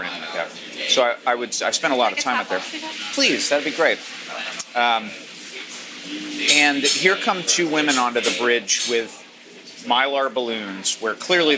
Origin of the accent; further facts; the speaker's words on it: Maine, United States; moved away; I come from hippie parents and I grew up in Maine